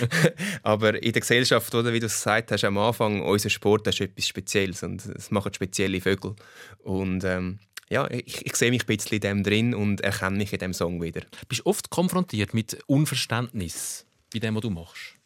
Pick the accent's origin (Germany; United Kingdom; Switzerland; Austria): Switzerland; ich, ich bin Schweizer und äh, das Holländische an mir ist äh, die Hälfte von meinem Blut und der Pass. Aber äh, im Herz bin ich Schweizer